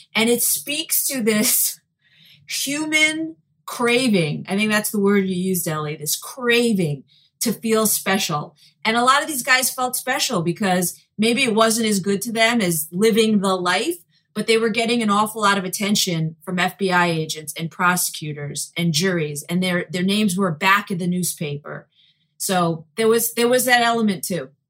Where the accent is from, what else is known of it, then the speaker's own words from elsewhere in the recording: New York City, New York, United States; growing up in Brooklyn, uh, with many Italians as part of a Jewish family